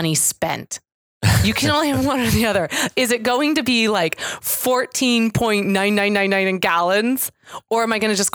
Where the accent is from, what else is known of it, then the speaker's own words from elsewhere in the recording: Chicago, Illinois, United States; I'm from Chicago